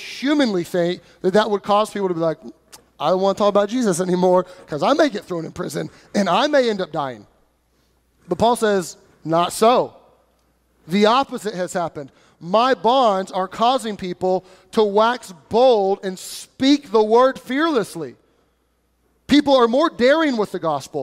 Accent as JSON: {"language": "English", "country": "United States", "said": "we as American Christians"}